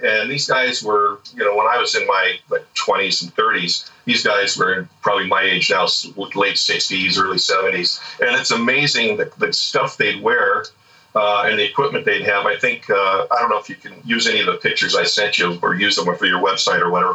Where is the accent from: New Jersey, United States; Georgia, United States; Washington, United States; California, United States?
California, United States; Orange County; now in Carlsbad, United States; since I was a kid, growing up in Orange County